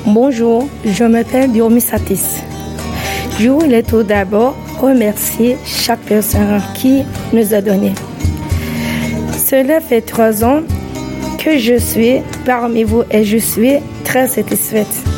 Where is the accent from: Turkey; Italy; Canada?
Turkey; Samsun; French is a second language; now in France; la ville où j'ai grandi. J'ai grandi à Samson.